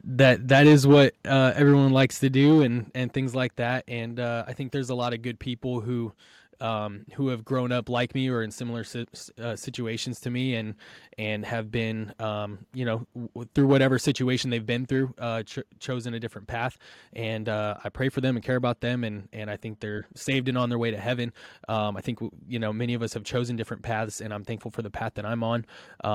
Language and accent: English; Wildomar, California, United States; I grew up in Southern California, about an hour north of San Diego is where we were at, in Wildomar, California. Grew up my entire life out there